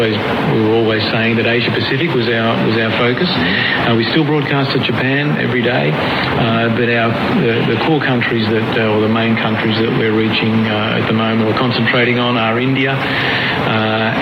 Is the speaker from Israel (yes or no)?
no; Melbourne, Victoria, Australia; I'm from Melbourne, born and bred in Melbourne